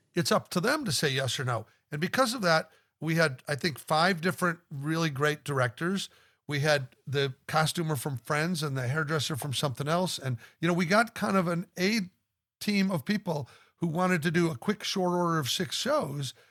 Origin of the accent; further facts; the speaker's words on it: Omaha, Nebraska, United States; in Omaha, Nebraska, you were of course tortured to be in my hometown with everybody that I knew